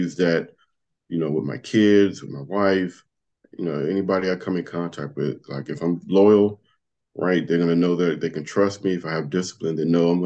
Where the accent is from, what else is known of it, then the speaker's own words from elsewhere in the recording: Compton, California, United States; moved away; when I was growing up in Compton